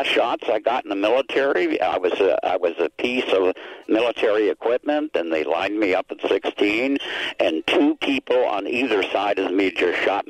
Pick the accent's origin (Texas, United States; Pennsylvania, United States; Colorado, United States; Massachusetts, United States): Pennsylvania, United States; Pittsburgh; moved away; Pittsburgh, my hometown.